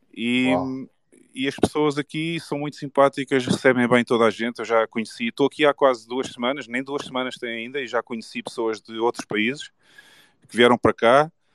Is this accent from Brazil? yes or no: no; Portugal; Eu gosto de Portugal, eu nasci em Portugal, gosto da cultura, gosto das pessoas